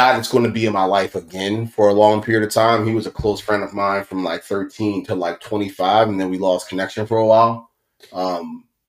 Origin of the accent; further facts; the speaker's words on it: Baltimore, Maryland, United States; We come from West Baltimore, like hood shit